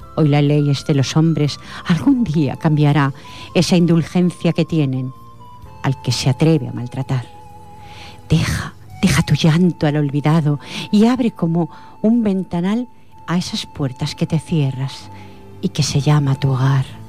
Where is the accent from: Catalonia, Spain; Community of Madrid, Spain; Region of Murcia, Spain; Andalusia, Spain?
Catalonia, Spain; yo soy nacida aquí en Cataluña